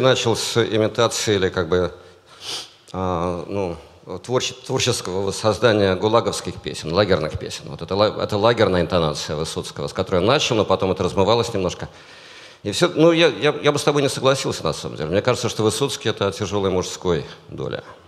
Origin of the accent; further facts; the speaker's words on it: Saint Petersburg, Russia; я рос в Питере